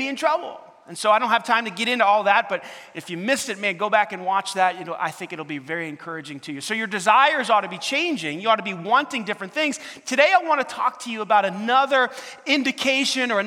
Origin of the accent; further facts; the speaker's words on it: New York City, New York, United States; moved away; growing up in New York City, there's a lot of lights around the clock